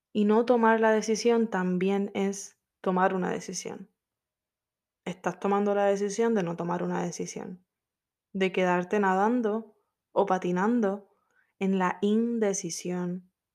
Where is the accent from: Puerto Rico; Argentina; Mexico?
Puerto Rico; moved away as an adult; now in Orlando, United States; Yo soy caribeña, soy de PR